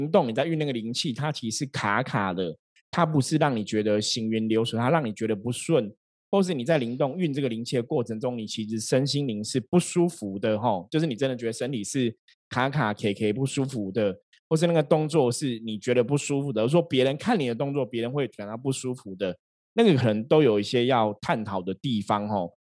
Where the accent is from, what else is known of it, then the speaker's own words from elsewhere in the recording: Shenzhen, Guangdong, China; 因为我们深圳的人都超铁齿的哈，大家知道吗？我们深圳人，我们我们是会打破砂锅问到底哈，包括我自己都是这样子哈。